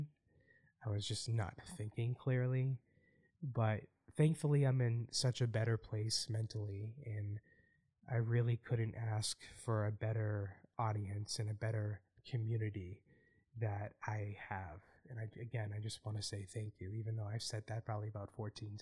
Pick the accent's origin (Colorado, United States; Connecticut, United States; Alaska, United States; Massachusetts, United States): Massachusetts, United States; Boston; my hometown